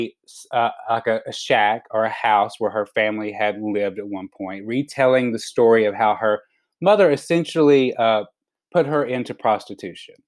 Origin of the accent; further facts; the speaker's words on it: Alabama, United States; moved away; as like a little queer boy growing up in Alabama